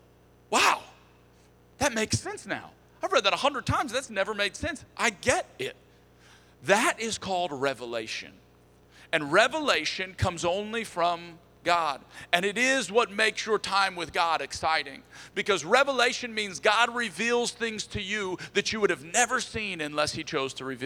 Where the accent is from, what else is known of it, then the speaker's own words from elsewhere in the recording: Texas, United States; we're from Texas